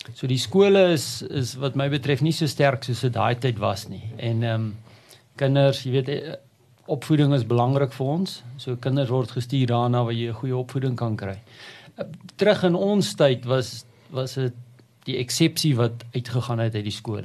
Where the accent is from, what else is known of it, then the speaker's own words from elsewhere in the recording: Prieska, Northern Cape, South Africa; moved away; ek word het op die platteland groot geword, 'n amazing plek, ehm, 'n um, dorpie al langs die Oranje rivier Prieska in die Noord-Kaap